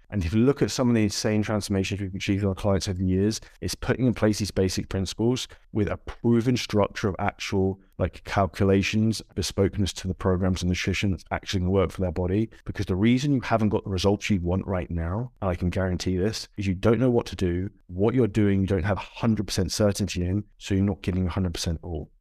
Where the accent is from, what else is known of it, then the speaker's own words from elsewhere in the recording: United Kingdom; if you're from the U K, like I am